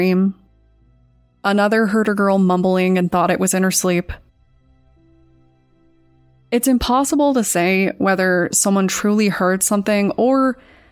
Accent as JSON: {"language": "English", "region": "Colorado", "country": "United States", "tie": "born or raised there", "said": "Growing up in Colorado"}